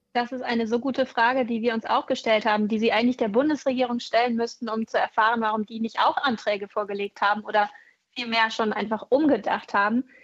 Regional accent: Schleswig-Holstein, Germany; bei uns in Schleswig-Holstein

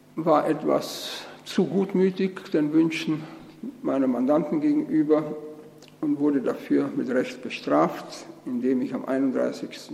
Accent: Austria; moved away; also born or lived in East Germany; ich bin eben Österreicher von Geburt und Erziehung

